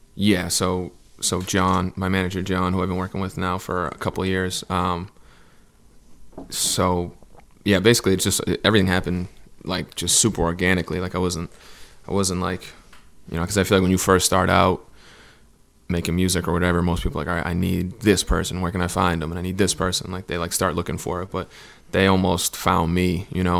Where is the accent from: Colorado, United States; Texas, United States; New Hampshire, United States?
New Hampshire, United States; Southern; moved away as an adult; now in Los Angeles, United States; I'm from New Hampshire, um, like Southern New Hampshire. It's like forty minutes from Boston